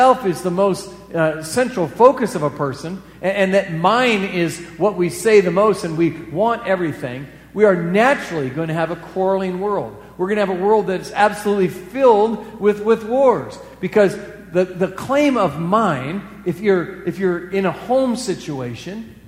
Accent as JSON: {"language": "English", "region": "Iowa", "country": "United States", "also_born_or_lived": "the West (US)", "moved": "as an adult", "said": "I moved away from Iowa for pretty much the 80s, and there were three reasons why I lived in the West for those 10 years"}